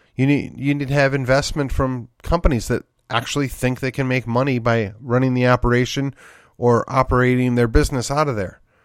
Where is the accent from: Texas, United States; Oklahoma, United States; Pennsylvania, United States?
Texas, United States; McKinney; my hometown of McKinney here